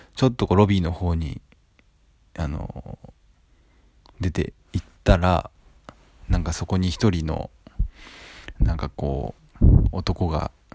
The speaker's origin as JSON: {"language": "Japanese", "country": "Japan", "tie": "born or raised there", "said": "この生まれ育った土地"}